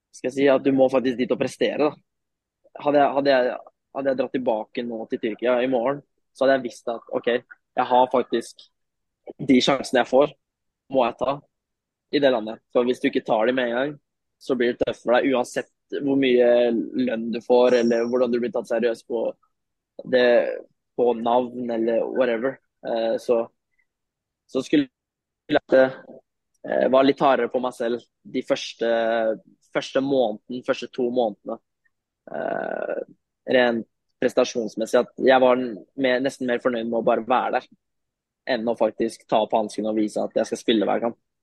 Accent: Norway; also born or lived in Turkey; now in Sofia, Bulgaria; vi er en norsk trio her nede nå.

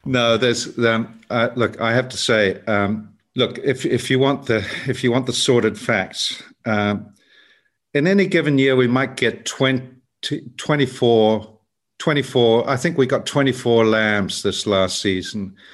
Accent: South Island, New Zealand; I grew up in the South Island

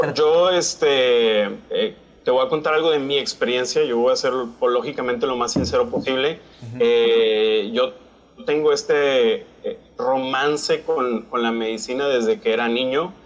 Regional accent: San Pedro Garza García, Nuevo León, Mexico; moved away as an adult; also born or lived in Monterrey / Lubbock, Texas / Denver, Colorado / Baltimore; now in Brownsville, United States; Yo soy mexicano, soy regio, nací en Monterrey, criado en San Pedro

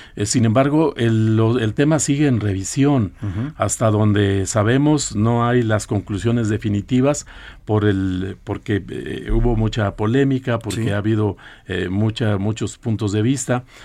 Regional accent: Coahuila, Mexico; de allá de, mi tierra, que es Coahuila

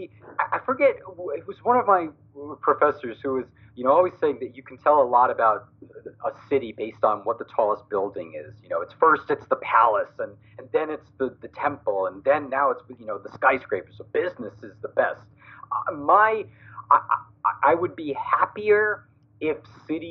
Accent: New York, United States; now in Connecticut, United States; I grew up in New York, so I'm used to the big cities

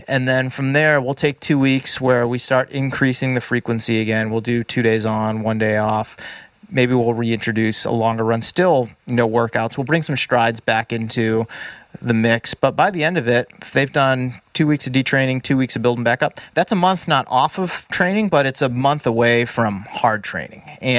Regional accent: East Coast, United States; I mean, we're both from the East Coast originally.

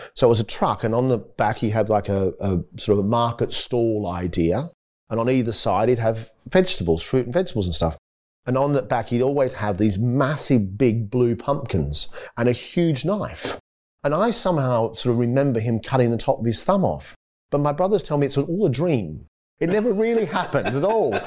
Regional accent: Maitland, New South Wales, Australia; also born or lived in Eaglevale; growing up in Australia and back gardens and, and, you know, living in Maitland

